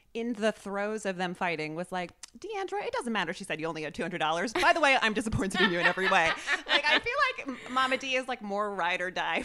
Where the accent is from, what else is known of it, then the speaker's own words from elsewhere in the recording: Bergen County, New Jersey, United States; I'm from New Jersey. I'm from Bergen County, which is like ground zero.